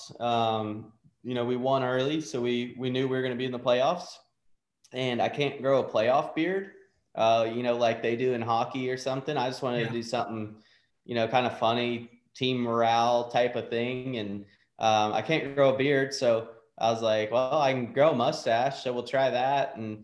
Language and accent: English; Iowa, United States; moved away; my home state